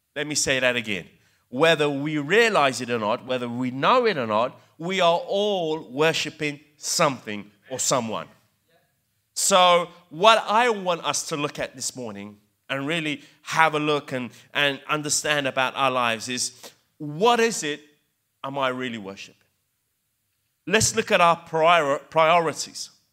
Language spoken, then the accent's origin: English; England, United Kingdom; accent: English; also born or lived in Italy; growing up as immigrants in England, because I grew up in England, believe it or not, hence my English accent.